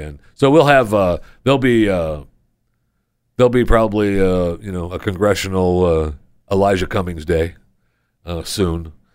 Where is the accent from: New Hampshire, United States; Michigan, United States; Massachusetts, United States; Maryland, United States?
Michigan, United States; also born or lived in Florida / Pennsylvania / New York; now in Texas, United States; I grew up in Michigan